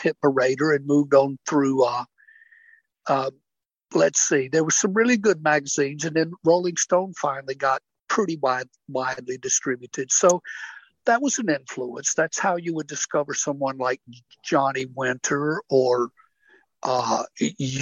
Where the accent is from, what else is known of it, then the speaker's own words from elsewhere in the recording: Meridian, Mississippi, United States; moved away as an adult; also born or lived in New York City; I'm from Meridian